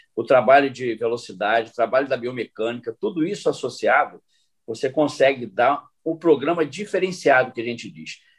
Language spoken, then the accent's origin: Portuguese; Brazil; moved away as an adult; also born or lived in Japan; éramos quatro brasileiros